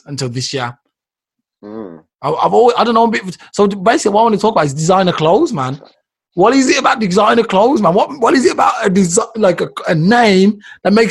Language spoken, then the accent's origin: English; United Kingdom; We're British subjects